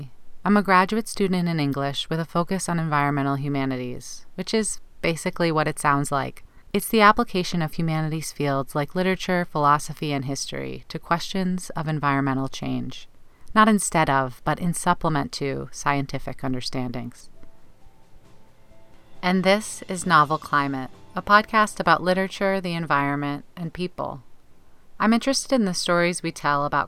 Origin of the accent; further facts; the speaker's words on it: the Bible Belt, United States; Growing up in the Bible Belt